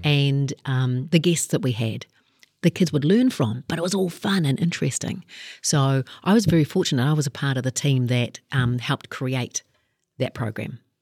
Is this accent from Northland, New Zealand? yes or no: yes; Kaikohe, Northland, New Zealand; I grew up in Kaikoi and, uh, looked at the options that we had up there